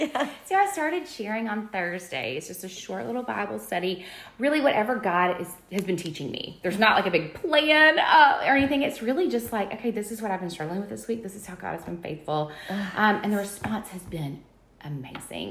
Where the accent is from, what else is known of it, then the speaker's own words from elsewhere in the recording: Birmingham, Alabama, United States; I grew up here in Alabama, uh, here in Birmingham